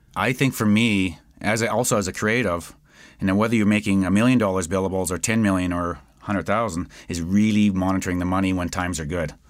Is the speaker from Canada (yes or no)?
yes; Edmonton, Alberta, Canada; I'm from West Edmonton